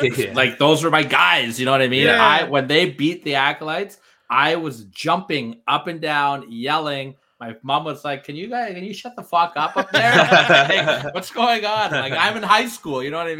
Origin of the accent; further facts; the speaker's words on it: Canada; And I'm Canadian too, so I got extra pressure on me.